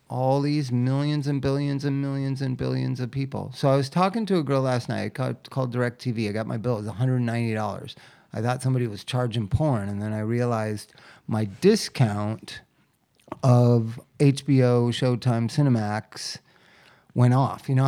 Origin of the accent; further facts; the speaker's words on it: United States; I'm an American